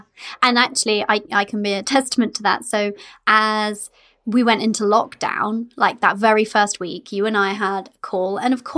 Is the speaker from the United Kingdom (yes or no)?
yes; United Kingdom; We're British